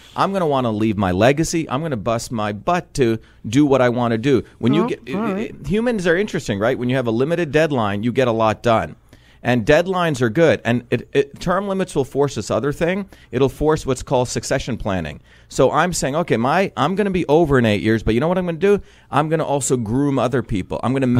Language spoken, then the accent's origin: English; Mumbai, Maharashtra, India; moved away; when I grew up in India, in Bombay, a wild city, and then I grew up in a small village, no electricity. You know, my aunt lived in a hut.